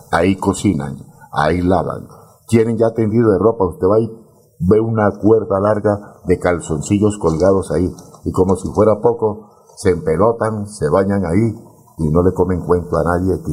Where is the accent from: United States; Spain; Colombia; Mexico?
Colombia; Usted no es de nuestro país, y yo sí soy colombiano, respete nuestro país.